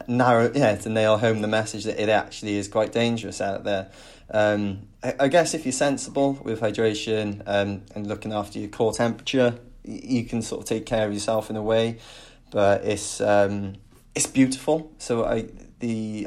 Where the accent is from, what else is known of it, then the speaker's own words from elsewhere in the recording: Penarth, Wales, United Kingdom; I'm originally from Penarth